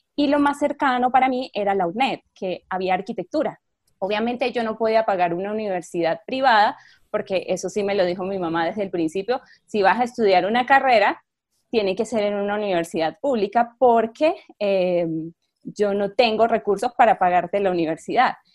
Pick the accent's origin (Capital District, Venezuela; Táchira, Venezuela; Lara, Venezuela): Táchira, Venezuela; San Cristóbal; moved away as an adult; nunca salí de mi pueblo, por decirlo así, de San Cristóbal